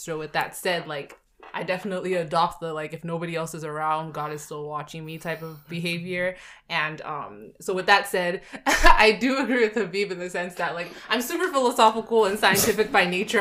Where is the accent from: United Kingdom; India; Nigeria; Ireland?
Nigeria; moved away; the household and country I come from, mm-hmm. we did speak to the fact that we're Nigerians